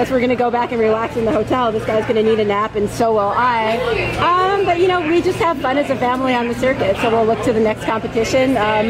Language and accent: English; Tampa, Florida, United States; I'm from Tampa, so we're used to competing out in the heat.